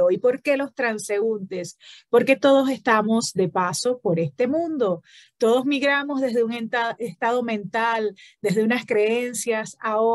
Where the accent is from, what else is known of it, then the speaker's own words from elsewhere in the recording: Falcón, Venezuela; Yo también soy del Estado Falcón.